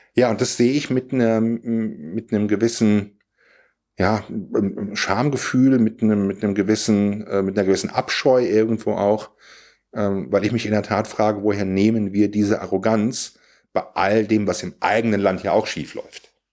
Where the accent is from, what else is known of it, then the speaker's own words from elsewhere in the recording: Siegerland, North Rhine-Westphalia, Germany; ich komme aus dem Siegerland